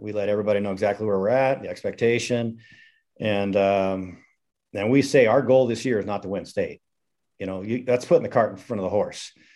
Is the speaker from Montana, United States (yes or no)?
yes; Missoula, Montana, United States; I'm a Montana guy. I grew up in Missoula, was fortunate to play at the University of Montana